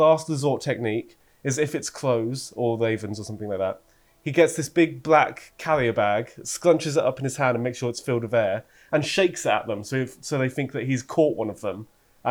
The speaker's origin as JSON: {"language": "English", "town": "Luton", "region": "East of England", "country": "United Kingdom", "said": "And obviously I'm from Luton."}